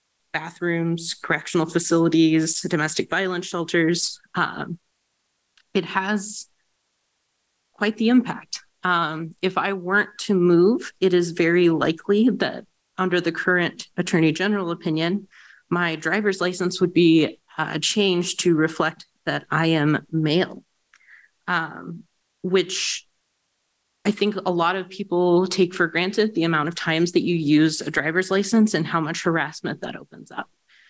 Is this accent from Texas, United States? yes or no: no; Arkansas, United States; now in Kansas, United States; my home state of Arkansas